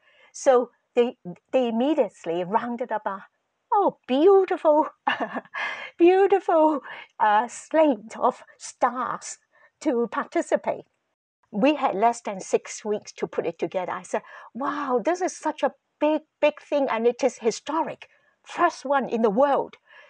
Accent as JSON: {"language": "English", "country": "Canada", "said": "We have been here for a long time, right? We are Canadian."}